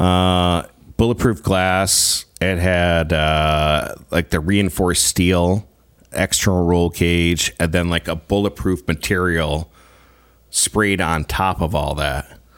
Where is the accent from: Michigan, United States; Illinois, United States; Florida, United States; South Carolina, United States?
Michigan, United States; Grand Rapids; moved away as an adult; also born or lived in Greenville, Michigan; now in Saskatchewan, Canada; born and raised in Greenville, Michigan, which is about forty-five minutes away from Grand Rapids